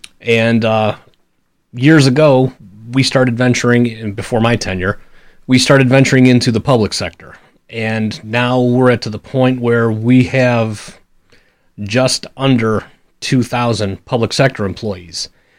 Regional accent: Cleveland, Ohio, United States; Well, I am born and raised in Cleveland. I bleed for every sad team we have. But, you know, it's what makes you a Clevelander. Growing up in that town, you learn to live, embrace heartbreak, and you get real tough real fast or you get gone.

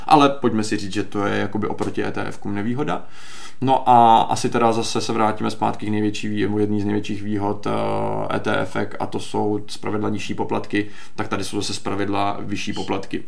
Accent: Czechia; jako Češi

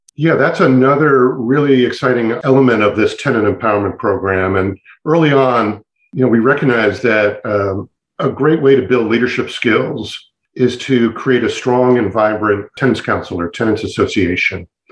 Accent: Montgomery County, Maryland, United States; I had the privilege of growing up in Montgomery County

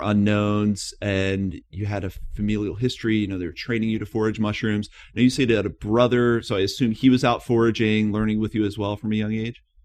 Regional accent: East Coast of the United States, United States; moved away

